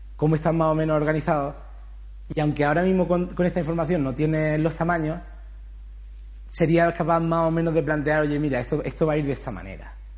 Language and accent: Spanish; Granada, Andalusia, Spain; yo soy de Granada, hice Bella Arte allí